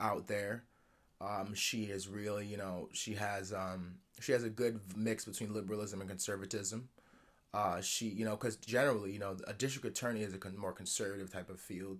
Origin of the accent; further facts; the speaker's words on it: Lower Westchester, New York City area, United States; growing up in Lower Westchester, New York City area